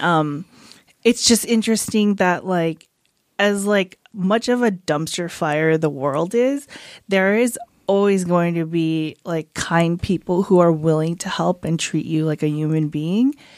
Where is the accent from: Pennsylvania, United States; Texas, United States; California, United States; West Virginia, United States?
California, United States; San Fernando Valley; I grew up in the San Fernando Valley